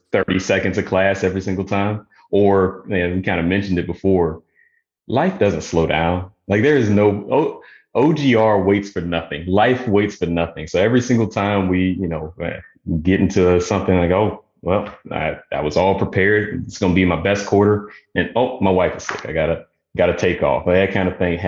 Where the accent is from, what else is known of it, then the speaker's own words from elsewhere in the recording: Virginia, United States; moved away as an adult; also born or lived in Oklahoma; I'm originally from Virginia. So moved back to Virginia area to be closer to family